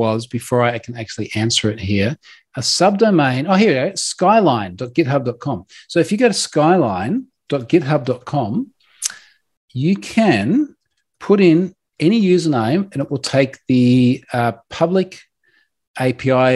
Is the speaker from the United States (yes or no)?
no; Australia; I'm Australian